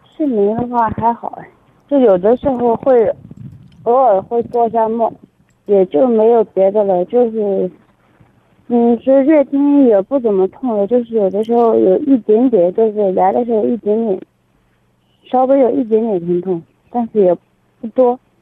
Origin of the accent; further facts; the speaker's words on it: Anhui, China; 我是安徽省的